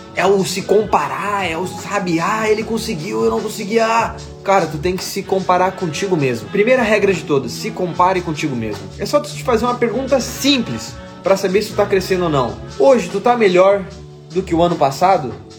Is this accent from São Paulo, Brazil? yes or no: no; Porto Alegre, Rio Grande do Sul, Brazil; Eu sou gaúcho de Porto Alegre